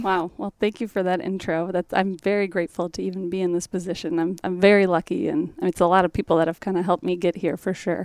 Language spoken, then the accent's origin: English; Portage, Michigan, United States; moved away as an adult; now in Nolensville, United States; I grew up in Portage, Michigan, so which is right outside of Kalamazoo, Southwest Michigan